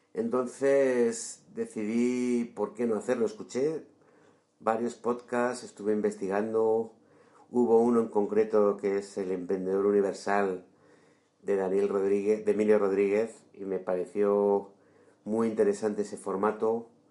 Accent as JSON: {"language": "Spanish", "town": "Madrid", "region": "Community of Madrid", "country": "Spain", "tie": "born or raised there", "said": "nacido en Madrid"}